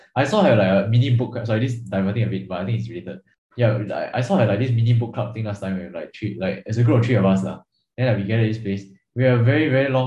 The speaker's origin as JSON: {"language": "English", "country": "Singapore", "said": "as a Singaporean"}